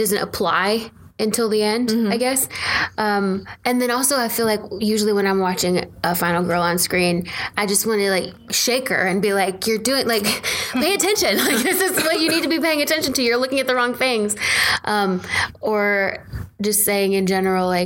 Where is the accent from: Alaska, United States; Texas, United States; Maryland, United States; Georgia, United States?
Georgia, United States; Atlanta; accent: drawl; I'm from Atlanta